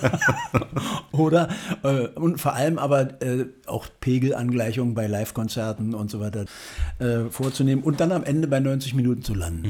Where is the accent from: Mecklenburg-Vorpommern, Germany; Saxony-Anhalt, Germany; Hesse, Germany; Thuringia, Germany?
Saxony-Anhalt, Germany; Salzwedel; now in Berlin, Germany; aufgewachsen in Salzwedel in der Altmark